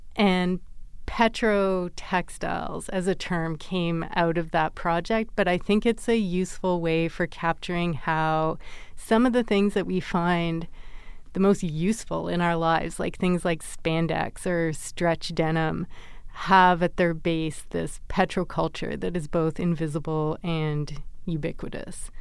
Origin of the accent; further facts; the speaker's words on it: Vancouver, British Columbia, Canada; I grew up in Vancouver